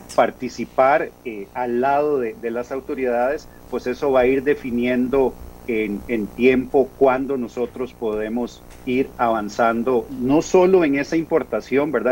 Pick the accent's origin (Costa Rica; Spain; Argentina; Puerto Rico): Costa Rica; como costarricenses